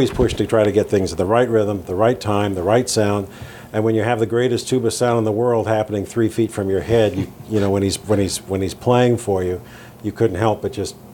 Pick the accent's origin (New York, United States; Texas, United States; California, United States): California, United States; Downey; I grew up in Southern California. I was uh, raised in a trailer park. My folks owned a trailer park um, in a little town called Downey, which was about a mile away from where they built the Apollo spacecraft